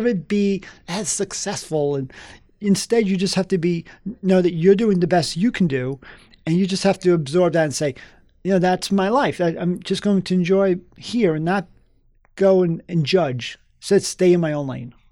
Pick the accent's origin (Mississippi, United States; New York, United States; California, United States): New York, United States; New York City; moved away; also born or lived in Long Island; I grew up in the South Bronx